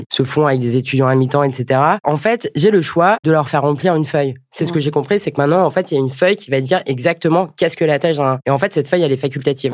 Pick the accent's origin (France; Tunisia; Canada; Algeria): France; Rennes, Brittany; je viens de Rennes avec Edmond Hervé.